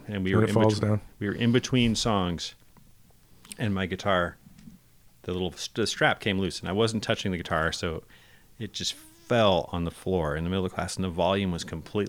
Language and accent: English; Berkeley, California, United States; growing up in the East Bay in Berkeley and San Francisco